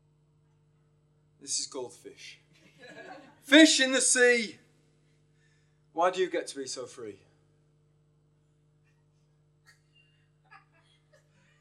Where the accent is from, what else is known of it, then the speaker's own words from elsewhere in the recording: York, Yorkshire and the Humber, United Kingdom; moved away; I come from York originally.